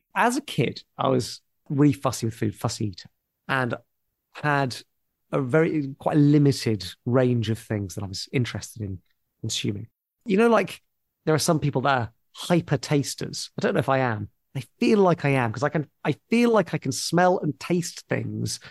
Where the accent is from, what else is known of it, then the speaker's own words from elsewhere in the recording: Portsmouth, South East England, United Kingdom; moved away; I grew up in Portsmouth